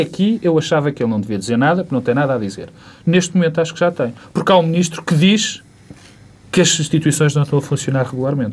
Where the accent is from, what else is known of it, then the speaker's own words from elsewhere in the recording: Portugal; como português e como pessoa comum